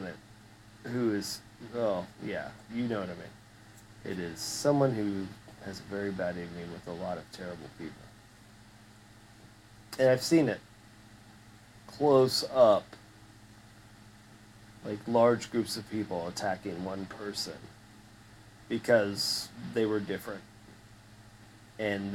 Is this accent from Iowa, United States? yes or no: no; the South, Florida, United States; growing up in the South